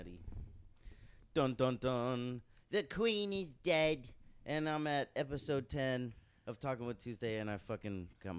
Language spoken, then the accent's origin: English; Irvine, California, United States; Irvine, I'm from Irvine.